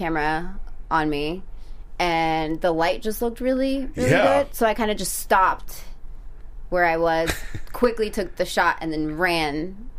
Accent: South Orange County, California, United States; English is a second language; also born or lived in Nayarit, Mexico; I grew up in South Orange County.

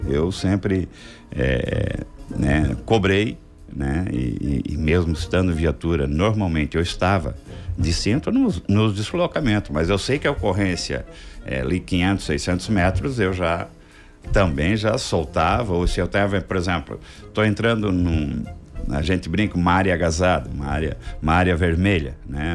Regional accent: Nova Veneza, Santa Catarina, Brazil; eu não nasci na cidade de Criciúma, nasci aqui do lado, em Nova Veneza, São Bento É Baixo, distrito

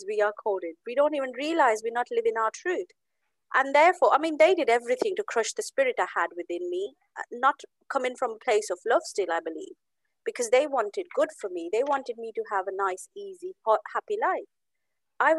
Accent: Amritsar, Punjab, India; I come from India. I'm from Amritsar, the city of Golden Temple in Punjab, India.

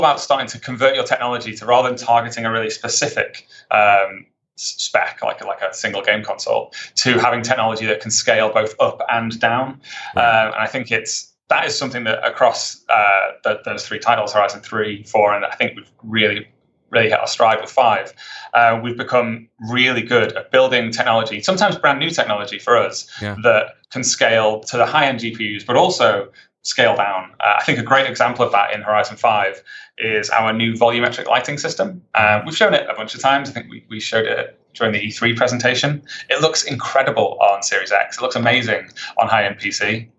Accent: United Kingdom; I think I'm British.

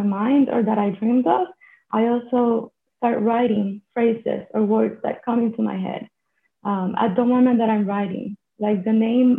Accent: Puerto Rico; I am joining from Puerto Rico, which is a small island in the Caribbean. And I am from here, actually. I'm Puerto Rican.

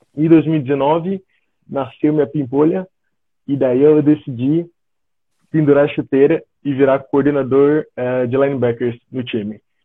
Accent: São José dos Campos, São Paulo, Brazil; moved away as an adult; also born or lived in Florianópolis, Santa Catarina / southern Brazil; now in Germany; sou natural de São José dos Campos, São Paulo, então sou paulista

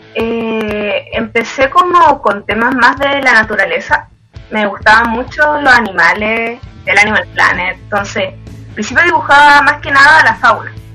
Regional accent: Antofagasta, Chile; soy de Antofagasta

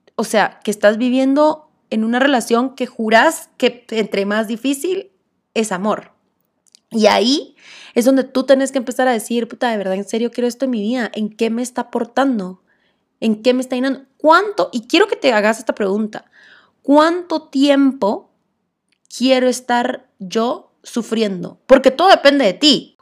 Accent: Guatemala; como buena guatemalteca

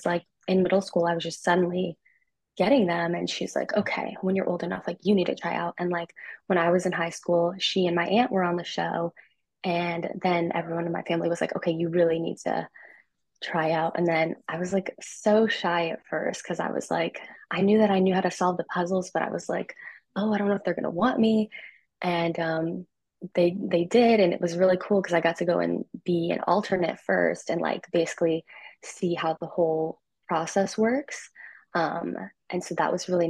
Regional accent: Burbank, California, United States; I'm from Burbank, California

